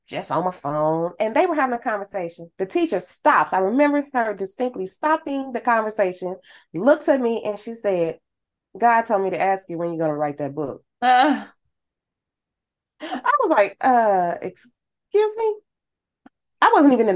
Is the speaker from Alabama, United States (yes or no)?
no; St. Louis, Missouri, United States; I'm from St. Louis